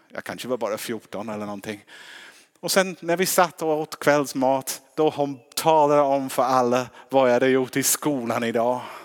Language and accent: Swedish; England, United Kingdom; now in Sweden